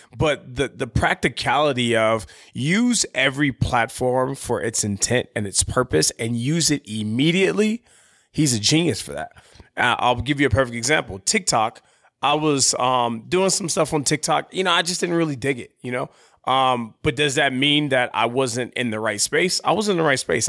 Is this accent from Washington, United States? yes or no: no; San Diego, California, United States; moved away; I call my hometown, San Diego